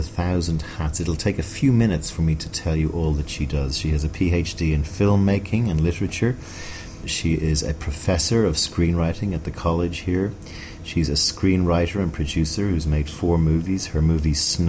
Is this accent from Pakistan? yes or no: no; Ireland; I'm Irish